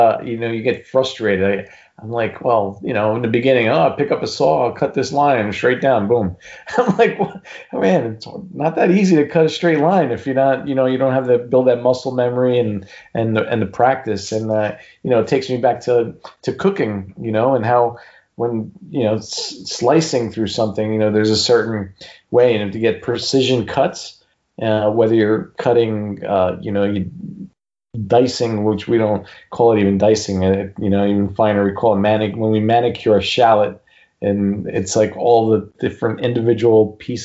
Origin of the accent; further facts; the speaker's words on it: Newark, New Jersey, United States; where I was born and raised in Newark, New Jersey